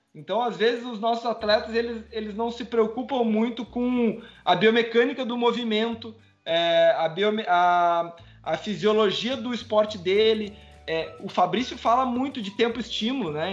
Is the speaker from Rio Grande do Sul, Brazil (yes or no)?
yes; São Lourenço do Sul, Rio Grande do Sul, Brazil; Eu sou de São Lourenço